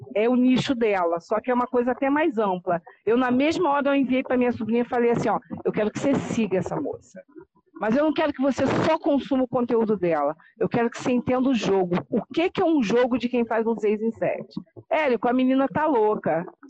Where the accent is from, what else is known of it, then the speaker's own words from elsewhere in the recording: Teresópolis, Rio de Janeiro, Brazil; now in Guapimirim, Brazil; Eu sou do Rio de Janeiro, moro num município chamado Guapimirim, que fica antes de Teresópolis, mas eu sou teresopolitana